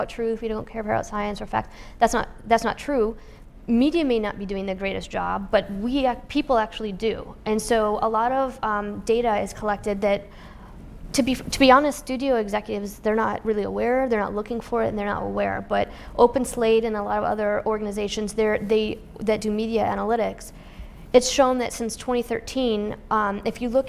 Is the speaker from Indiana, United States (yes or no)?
yes; Indiana, United States; I grew up in Indiana, and I love my people in Indiana